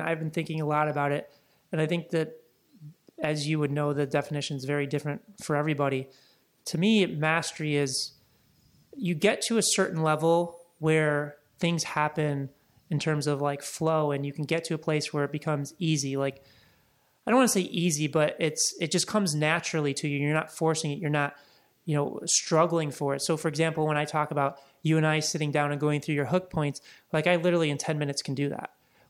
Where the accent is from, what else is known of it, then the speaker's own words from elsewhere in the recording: Midwest, United States; also born or lived in Laguna Beach; now in Los Angeles, United States; But to me, like growing up in the Midwest, and then I lived in Laguna for about 3.5-4 years, living on the ocean and being in the water is just extremely peaceful.